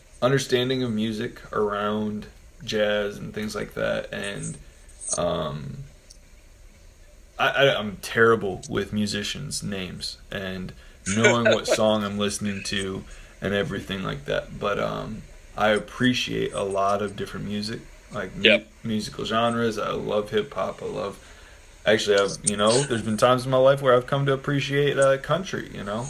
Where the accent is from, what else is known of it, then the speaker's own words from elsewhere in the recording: Kalamazoo, Michigan, United States; also born or lived in Wisconsin / Missouri / Indiana; I'm from Kalamazoo, Michigan. I wasn't born there, but it's where I was raised